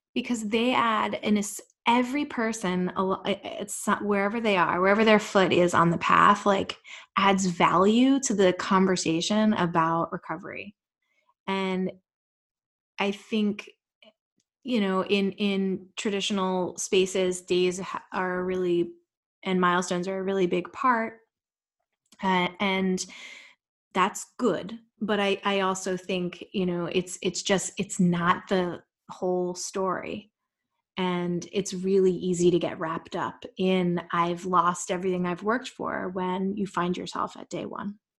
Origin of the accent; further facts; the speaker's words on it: Jersey Shore, New Jersey, United States; I grew up on the Jersey Shore